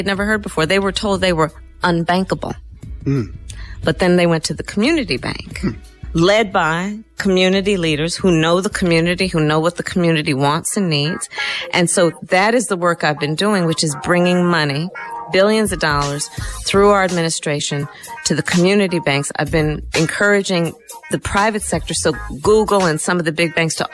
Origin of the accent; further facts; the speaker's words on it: Oakland, California, United States; I was born in Oakland, California.